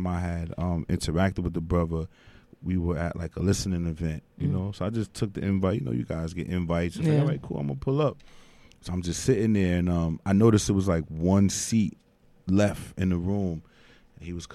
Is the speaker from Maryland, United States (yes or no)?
no; New York City, New York, United States; I'm from Dykeman